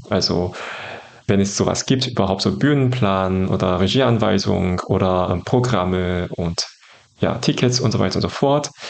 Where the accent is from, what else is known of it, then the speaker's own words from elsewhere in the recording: South Korea; moved away as an adult; now in Germany; Ja, ich komme ursprünglich aus Südkorea und ich habe für das Masterstudium mich für ja, Bonn entschieden damals, allerdings im Fach Germanistik.